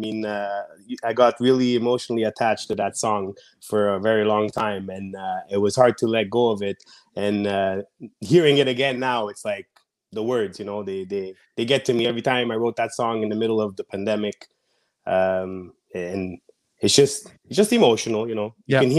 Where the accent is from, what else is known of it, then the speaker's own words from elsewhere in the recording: Montreal, Quebec, Canada; the pandemic back home in Canada. I'm from Montreal, like most of you already know.